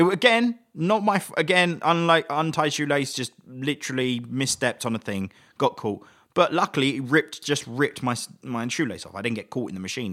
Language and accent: English; England, United Kingdom; as an Englishman